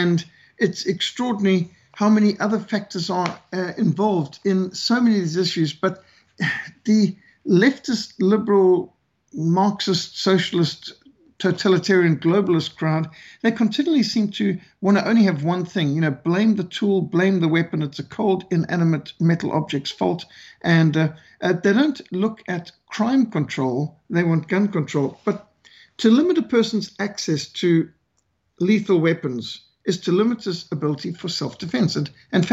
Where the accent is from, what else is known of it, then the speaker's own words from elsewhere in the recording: Bulawayo, Zimbabwe; I was raised in Rhodesia, what today is communist Zimbabwe.